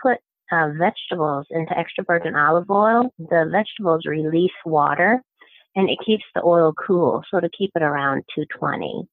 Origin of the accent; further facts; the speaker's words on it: Midwest, United States; moved away; I'm from the Midwest originally. We grew up on bacon grease